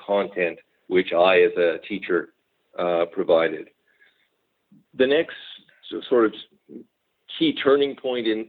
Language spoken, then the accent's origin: English; Montreal, Quebec, Canada; moved away; also born or lived in Fraser Valley, British Columbia; I grew up in Montreal.